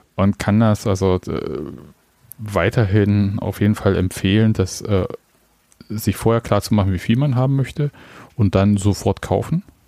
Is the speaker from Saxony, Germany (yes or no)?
yes; Leipzig, Saxony, Germany; Ist ja schließlich meine Geburtsstadt